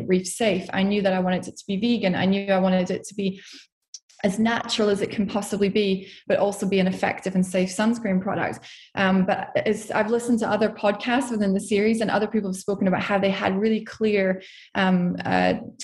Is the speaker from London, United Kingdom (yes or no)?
no; Scotland, United Kingdom; moved away; also born or lived in Portugal; I'm from Scotland, as you can probably hear.